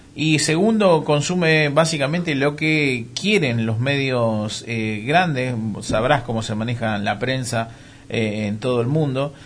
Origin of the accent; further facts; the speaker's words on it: Argentina; somos argentinos